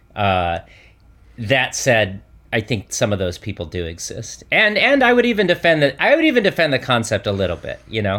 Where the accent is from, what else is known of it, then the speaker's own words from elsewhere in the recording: Michigan, United States; I grew up in Michigan